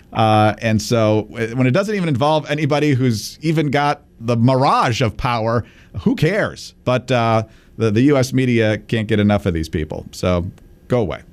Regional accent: Michigan, United States; my home state of Michigan

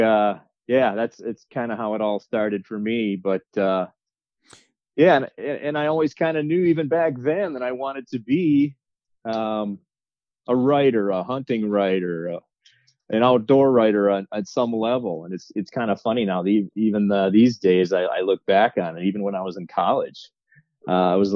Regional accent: Wisconsin, United States; now in Minnesota, United States; growing up in Wisconsin and living in Minnesota right now

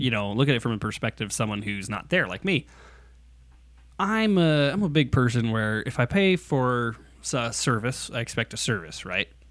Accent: United States; I'm an American

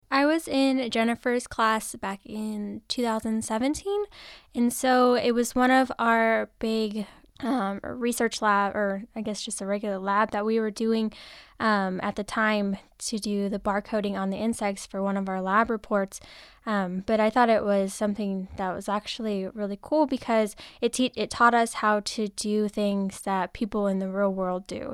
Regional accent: United States; I grew up in Sonora National Forest, so um, I was always outside

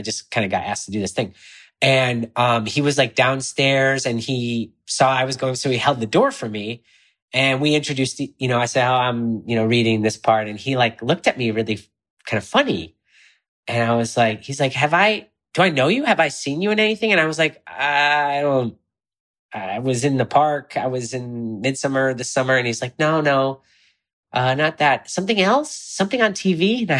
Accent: Illinois, United States; if only the boy from Illinois could see, because I'm from Illinois, could see me now.

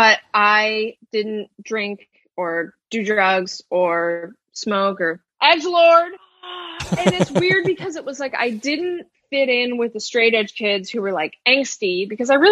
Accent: Albany, New York, United States; moved away as an adult; now in New York City, United States; I'm from Albany. I think that tells you everything you need to know about like my upbringing, maybe

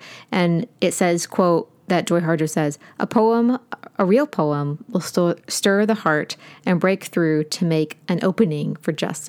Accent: United States; as an American, I hadn't heard any of this history or terminology before

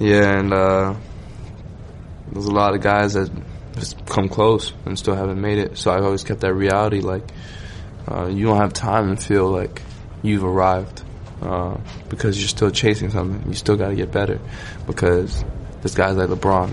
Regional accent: Toronto, Ontario, Canada; I'm from Scarborough, um, East Side Toronto

